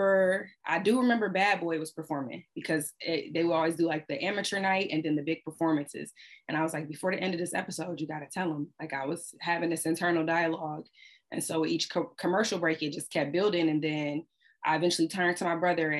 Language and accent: English; Ohio, United States; moved away as an adult; also born or lived in Washington, D.C.; I'm from Ohio